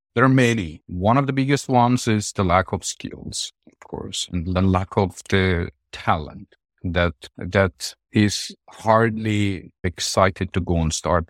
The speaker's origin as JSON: {"language": "English", "country": "Armenia", "tie": "born or raised there", "moved": "yes", "said": "my home country"}